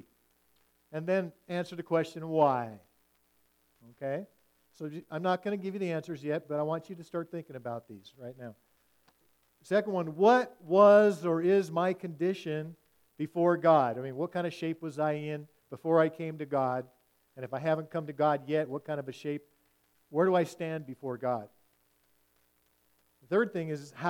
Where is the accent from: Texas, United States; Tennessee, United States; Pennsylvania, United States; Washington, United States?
Washington, United States; as I grew up in the West Coast